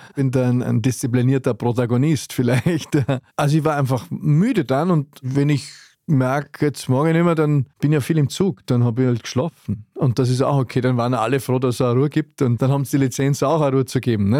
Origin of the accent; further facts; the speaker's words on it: Wald am Arlberg, Vorarlberg, Austria; ich bin aus Wald am Arlberg